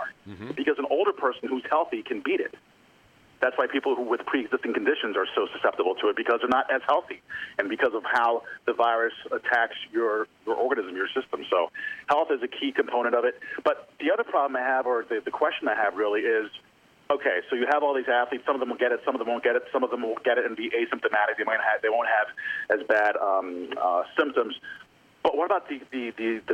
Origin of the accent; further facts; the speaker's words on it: New Jersey, United States; moved away as an adult; also born or lived in New York; now in Chicago, United States; I grew up in South Jersey, Pensauken, Cherry Hill, Marlton area